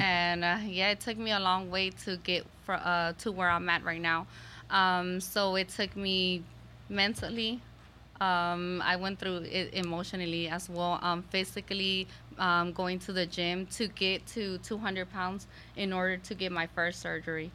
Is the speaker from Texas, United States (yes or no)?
yes; Houston, Texas, United States; I was born and raised in Houston, Texas